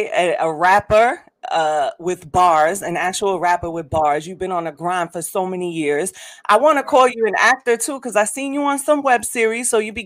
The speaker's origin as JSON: {"language": "English", "town": "New York City", "region": "New York", "country": "United States", "said": "because I'm from the Bronx."}